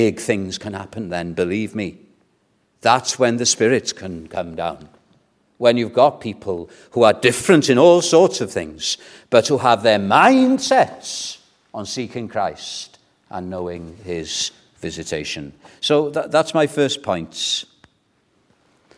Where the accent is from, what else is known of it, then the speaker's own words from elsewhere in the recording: Wales, United Kingdom; When I was brought up in Welsh evangelicalism, it was Welsh-speaking evangelicalism